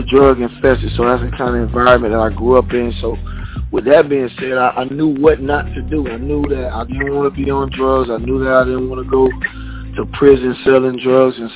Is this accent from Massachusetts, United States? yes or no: no; Bradenton, Florida, United States; also born or lived in Sarasota, Florida; from Sarasota, Florida. You know, born uh, in Sarasota, Florida. Then you know we, we you know my mom and dad got a divorce, so we moved to Bradenton, Florida, which I you know graduated from from Southeast High School in Bradenton, Florida.